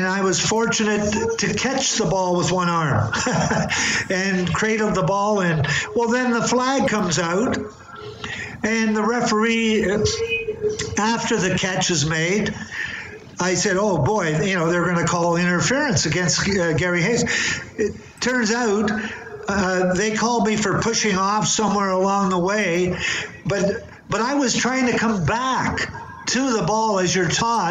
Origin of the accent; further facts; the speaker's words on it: Burlington, Ontario, Canada; my hometown of Burlington, Ontario